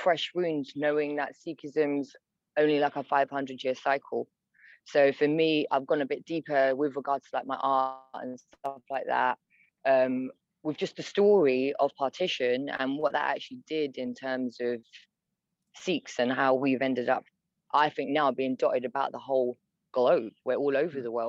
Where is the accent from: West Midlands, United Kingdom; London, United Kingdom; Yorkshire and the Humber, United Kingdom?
London, United Kingdom; Hounslow; moved away as an adult; now in Oaxaca, Mexico; being born and raised in London, it would be Hounslow.